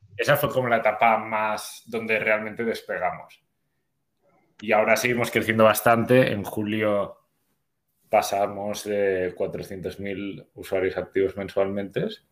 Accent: Spain; now in Bogotá, Colombia; somos originariamente de, de España, se habrá notado por, el acento

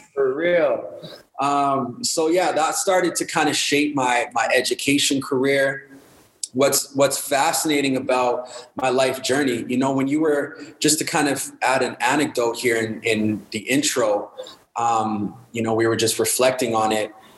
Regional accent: Winnipeg, Manitoba, Canada; I grew up in Winnipeg, Manitoba, Winterpeg, Manitoba, where the winters are cold, the mosquitoes are huge.

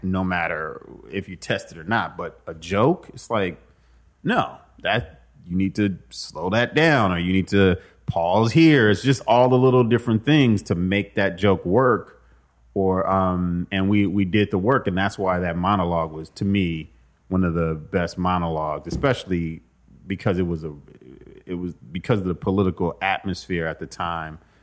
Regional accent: Compton, California, United States; I grew up in Compton and I had a mom who was very protective

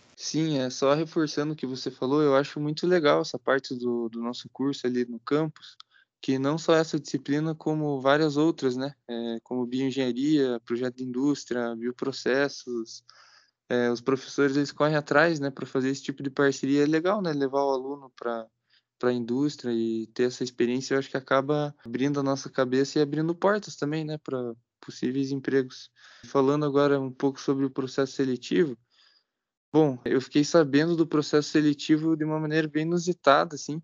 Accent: Campo Largo, Paraná, Brazil; moved away as an adult; now in Ponta Grossa, Brazil; sou de Campo Largo, que é aqui mesmo no Paraná, né, pertinho

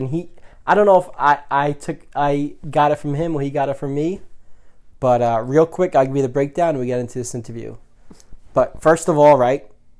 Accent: New York City, New York, United States; being a white boy in the mean streets of Shaolin

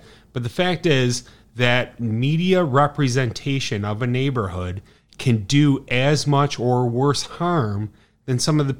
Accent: Chicago, Illinois, United States; as an Irish kid from the South Side

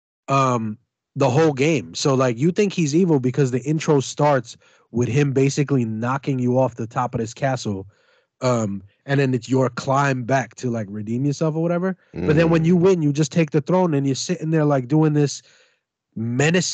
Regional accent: New York City, New York, United States; I'm from Brooklyn

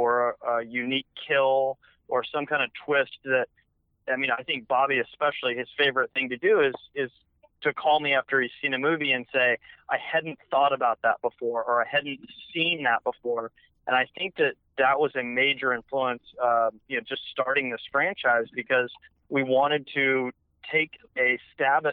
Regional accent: Dallas, Texas, United States; we're both from Dallas, and we grew up going to a lot of these haunted houses in that area

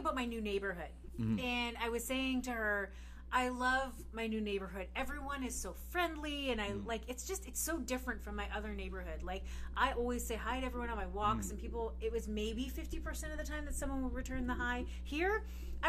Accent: Burlington, Ontario, Canada; I grew up in Burlington.

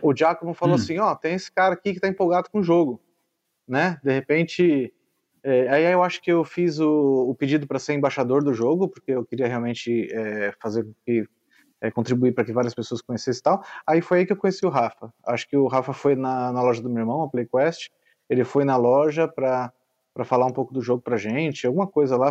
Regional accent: São Paulo, Brazil; sou de São Paulo

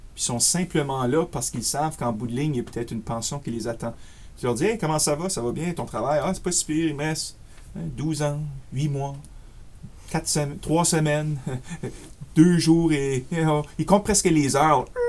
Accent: Acadia, Canada; accent: Acadian; also born or lived in Ottawa suburbs, Ontario; now in Ottawa, Canada; je suis acadien de souche, si vous voyez un petit peu mon accent acadien

